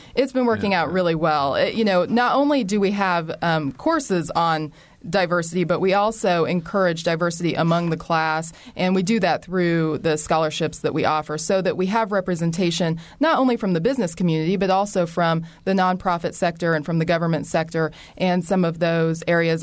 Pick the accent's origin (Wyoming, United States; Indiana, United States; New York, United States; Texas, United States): Indiana, United States; Bloomington; I am from Bloomington, was born at Bloomington Hospital